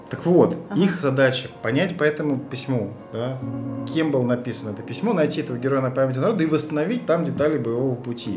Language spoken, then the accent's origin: Russian; Moscow, Russia; Я сам же москвич